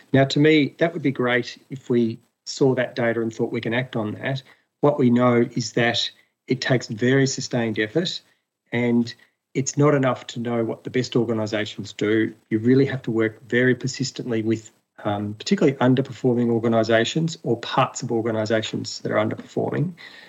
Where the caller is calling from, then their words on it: Melbourne, Victoria, Australia; I'm coming from Wurundjeri country of the people of the Kulin Nation in Melbourne.